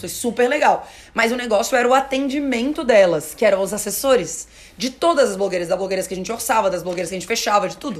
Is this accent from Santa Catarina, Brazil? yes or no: yes; Florianópolis, Santa Catarina, Brazil; also born or lived in Porto Alegre; now in São Paulo, Brazil; Eu, a minha família é de Porto Alegre, eu sou de Floripa, minha família é de Porto Alegre